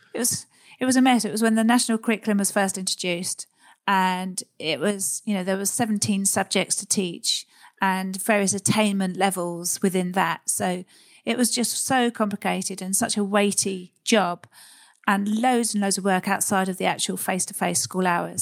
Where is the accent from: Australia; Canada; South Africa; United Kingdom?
United Kingdom; Surrey, South East England; also born or lived in Sussex; I grew up in Surrey, leafy, leafy Surrey, Sussex area.